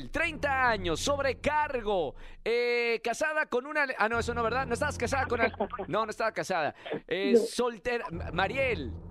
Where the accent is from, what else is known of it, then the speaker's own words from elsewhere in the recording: Guadalajara, Jalisco, Mexico; De Guadalajara, Jalisco.